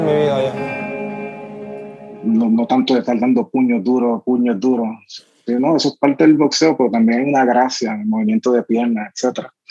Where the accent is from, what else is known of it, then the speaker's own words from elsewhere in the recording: San Juan, Puerto Rico; soy de Barrio Santurce